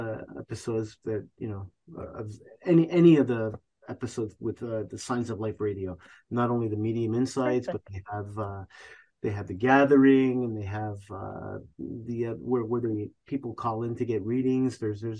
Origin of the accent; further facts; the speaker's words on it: Canada; she's from my country, Canada